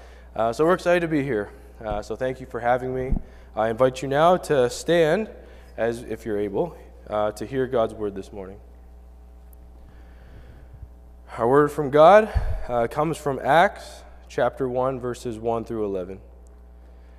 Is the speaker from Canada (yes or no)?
yes; Canada; moved away; I'm from Canada